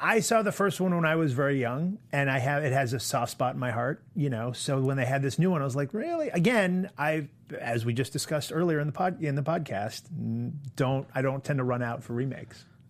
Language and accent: English; Maine, United States; now in New York, United States; I'm from Maine.